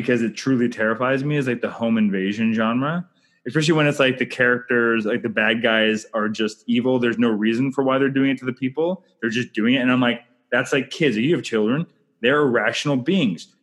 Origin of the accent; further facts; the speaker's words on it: Canada; I'm Canadian filmmaker